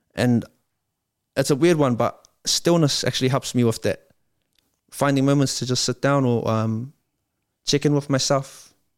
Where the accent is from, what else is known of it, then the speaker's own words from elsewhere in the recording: Wiri, Auckland, New Zealand; I come from Waimondi